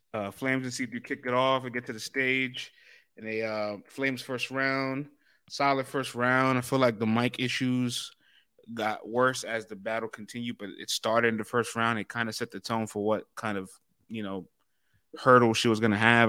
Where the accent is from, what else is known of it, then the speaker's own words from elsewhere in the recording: New York City, New York, United States; I'm from the Bronx